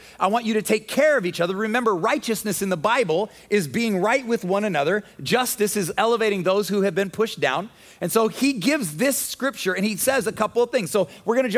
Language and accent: English; United States; as American Christians